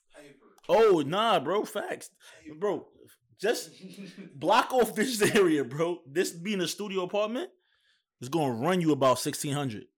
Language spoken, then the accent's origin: English; New York, United States; moved away; I'm from New York